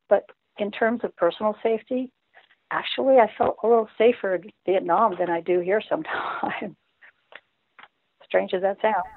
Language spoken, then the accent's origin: English; Redondo Beach, California, United States; now in South Carolina, United States; we're from Redondo Beach